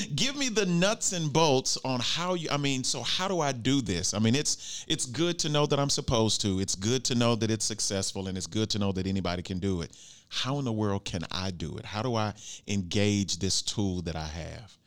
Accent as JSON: {"language": "English", "region": "Arkansas", "country": "United States", "said": "I'm from Arkansas"}